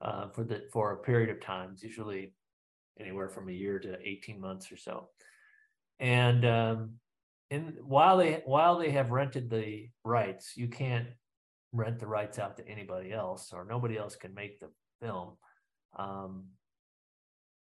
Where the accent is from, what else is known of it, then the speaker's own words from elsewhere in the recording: Midwest, United States; as a Midwesterner